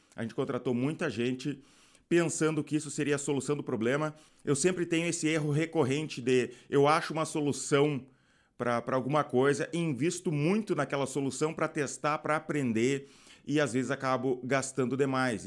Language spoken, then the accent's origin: Portuguese; Rio Grande do Sul, Brazil; Eu sou do Rio Grande do Sul